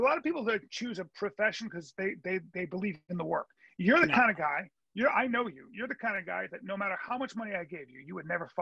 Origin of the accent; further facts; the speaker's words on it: United States; as an American who has to believe in his election system